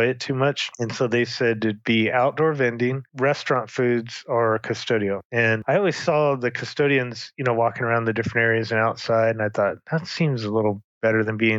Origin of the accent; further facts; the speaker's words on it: Long Beach, California, United States; now in St. George, United States; I grew up in Southern California and Long Beach